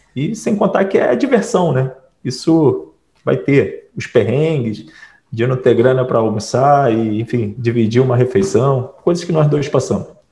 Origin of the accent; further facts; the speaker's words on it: Piraí, Rio de Janeiro, Brazil; eu também sou de Piraí